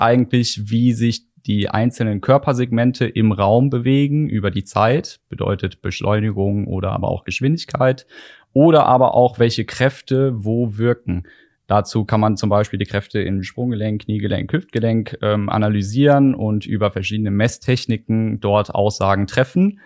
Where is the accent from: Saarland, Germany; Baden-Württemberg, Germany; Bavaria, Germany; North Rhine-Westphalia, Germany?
North Rhine-Westphalia, Germany; Korschenbroich; in Korschenbruch bei mir in der Heimat